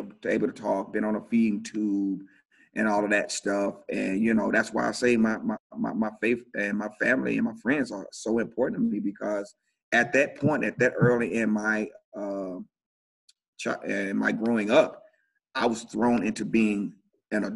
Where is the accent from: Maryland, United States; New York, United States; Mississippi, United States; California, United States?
Mississippi, United States; Shannon; moved away as an adult; now in Montgomery, United States; I grew up in a small town called Shannon, Mississippi